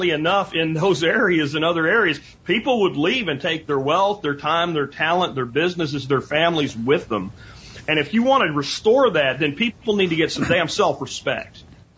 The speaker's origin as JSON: {"language": "English", "region": "Pennsylvania", "country": "United States", "tie": "born or raised there", "also_born_or_lived": "Florida", "moved": "yes", "lives_now": "Texas, United States", "said": "I grew up in Pennsylvania and Florida"}